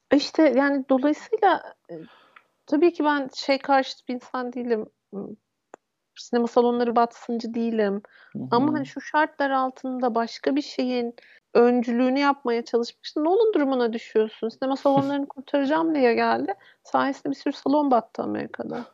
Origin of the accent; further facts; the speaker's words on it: Turkey; moved away; Ben İstanbul'a çok da uzak olmayan küçük bir şehirde büyüdüm.